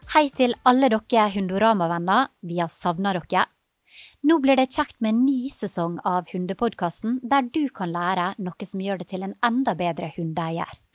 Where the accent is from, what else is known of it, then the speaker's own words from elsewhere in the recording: Ålesund, Møre og Romsdal, Norway; moved away; Da er jeg på ferie i hjembyen min Ålesund